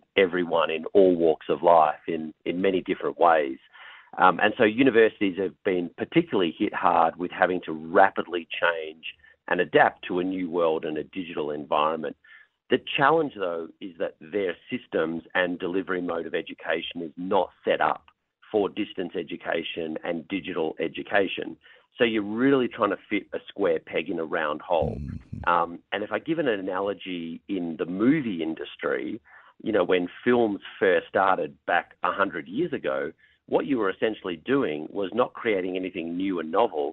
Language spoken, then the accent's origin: English; Australia; moved away as an adult; now in California, United States; I'm based in California, but I'm originally from Australia. So I started my journey in education where I grew up in Australia